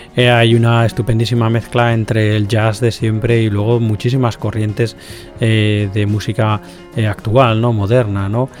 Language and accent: Spanish; Galicia, Spain; como gallego también, como gallego que soy